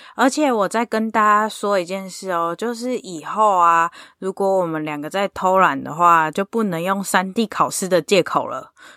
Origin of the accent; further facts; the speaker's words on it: Taiwan; now in United States; 我是台湾人，我不是美国人呐